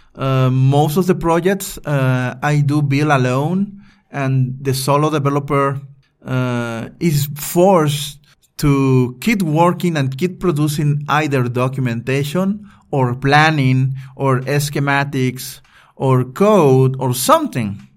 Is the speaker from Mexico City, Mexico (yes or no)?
no; Veracruz, Mexico; moved away as an adult; also born or lived in Puebla; I just moved into my hometown, Veracruz, from Puebla.